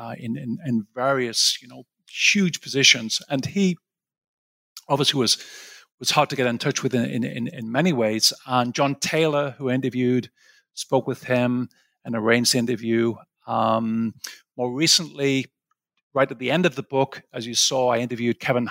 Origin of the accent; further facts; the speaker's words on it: Sunderland, North East England, United Kingdom; moved away as an adult; also born or lived in Aberdeen, United Kingdom / Cambridge, United Kingdom / St Andrews, United Kingdom; now in New York, United States; I'm from a place called Sunderland, which is the northeast of England.